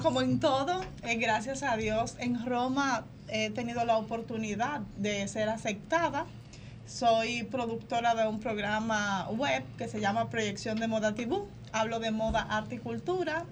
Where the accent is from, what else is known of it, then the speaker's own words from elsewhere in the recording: Dominican Republic; moved away as an adult; now in Rome, Italy; Soy dominicana, tengo mi familia, me caso con un italiano, romano, y decido ir para allá